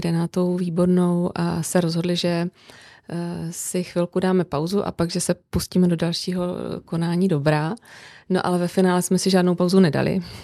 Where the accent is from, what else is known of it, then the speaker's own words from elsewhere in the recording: Brno, South Moravian Region, Czechia; now in Prague, Czech Republic; já žiju v Praze, přestože jsem z Brna